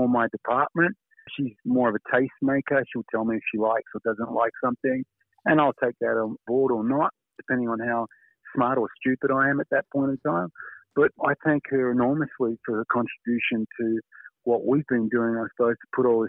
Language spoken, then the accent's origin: English; Australia; As an Australian